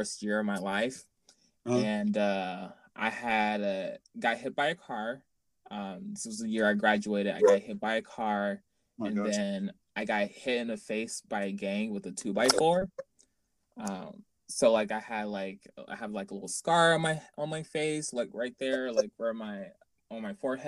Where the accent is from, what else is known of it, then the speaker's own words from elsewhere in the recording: Jacksonville, Florida, United States; I actually grew up here in Jacksonville